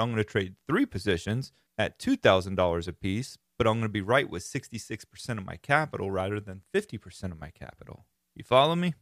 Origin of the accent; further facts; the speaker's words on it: Florida, United States; I am from Florida and live in Florida.